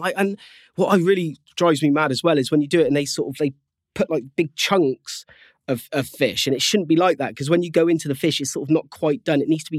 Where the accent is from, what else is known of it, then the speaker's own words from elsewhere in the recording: South West England, United Kingdom; I'm from Cornwall, obviously, you know, and there's not a great deal else to do, and it's in their blood.